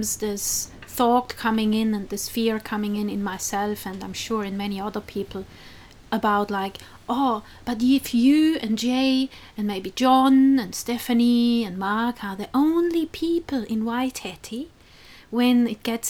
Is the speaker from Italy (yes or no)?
yes; South Tyrol, Trentino-Alto Adige, Italy; now in New Zealand; my region, where I grew up, South Tyrol, in the north of Italy